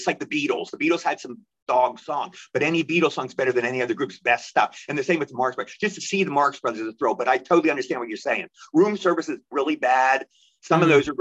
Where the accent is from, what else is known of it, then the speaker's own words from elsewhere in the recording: Cumberland, Maryland, United States; moved away; Where I grew up in Cumberland, Maryland